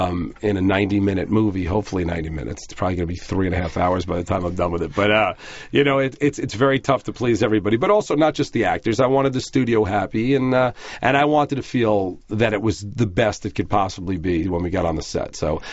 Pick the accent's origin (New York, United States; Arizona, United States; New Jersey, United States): New York, United States; Merrick; moved away; I grew up in Merrick.